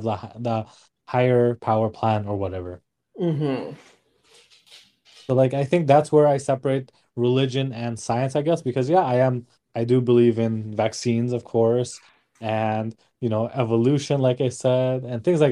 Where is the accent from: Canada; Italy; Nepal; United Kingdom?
Nepal; born and raised in Nepal